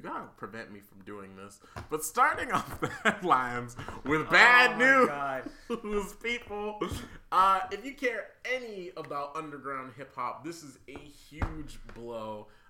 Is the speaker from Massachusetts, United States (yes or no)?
yes; Boston, Massachusetts, United States; speaking of from people being from my neck of the woods, my hometown, Boston, big ups, my man.